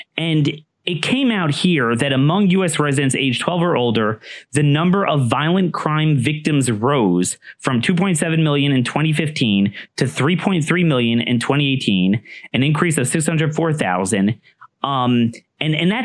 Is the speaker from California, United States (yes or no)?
no; Maryland, United States; my home state of Maryland